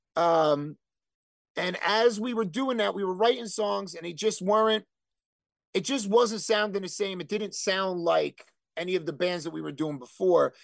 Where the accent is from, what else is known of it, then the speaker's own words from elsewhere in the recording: Elizabeth, New Jersey, United States; also born or lived in Bayway, Elizabeth, New Jersey; I was born in Elizabeth General, which is no longer there. And then we moved to Bay Way